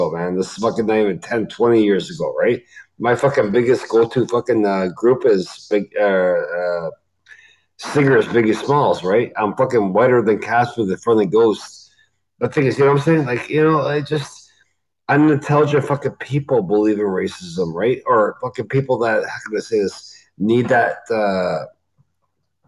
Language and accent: English; Canada; as a Canadian